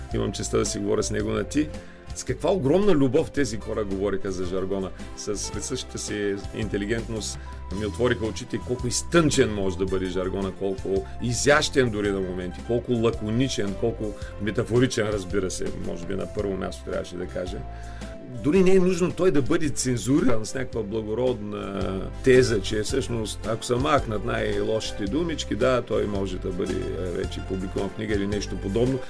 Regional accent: Burgas, Burgas Province, Bulgaria; в квартала, в който аз съм израснал в Бургас

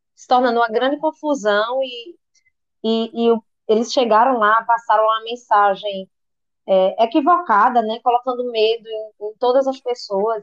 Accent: Recife, Pernambuco, Brazil; eu sou de Recife

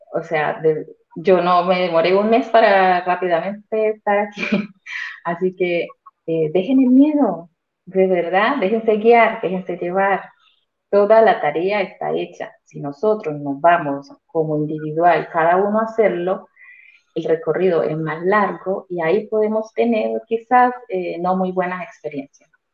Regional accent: Colombia; moved away as an adult; now in Santiago, Chile; vivo en Santiago de Chile aproximadamente ya casi cuatro años, soy colombiana

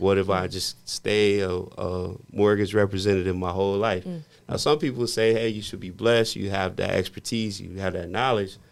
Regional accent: Midwest, United States; I grew up in the Midwest

